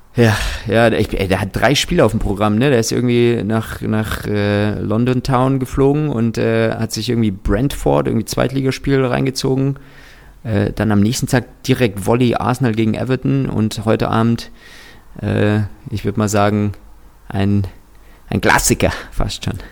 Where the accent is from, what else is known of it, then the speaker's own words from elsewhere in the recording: Kazakhstan; ich bin tatsächlich in Kasachstan geboren.